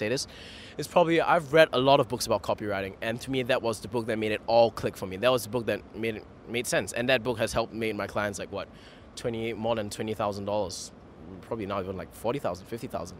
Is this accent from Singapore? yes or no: yes; Singapore; I'm a Singaporean